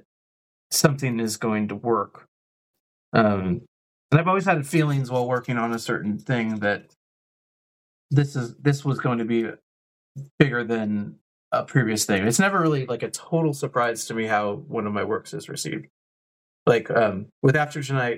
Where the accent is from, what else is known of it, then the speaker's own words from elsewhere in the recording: West Coast, United States; moved away as an adult; also born or lived in California / Portland, Oregon; now in Kansas, United States; I'm from the West Coast